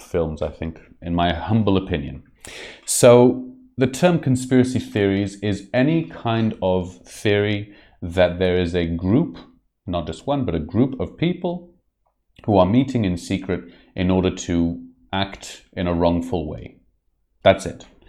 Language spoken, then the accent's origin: English; Israel; I was brought up on the Second World War and specifically the uh, Holocaust uh, tales from a very young age. It's something that's very, very, very present in the uh, Israeli society